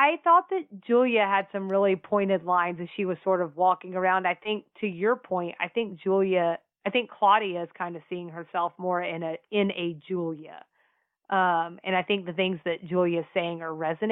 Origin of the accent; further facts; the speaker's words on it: the South, United States; we're from the South.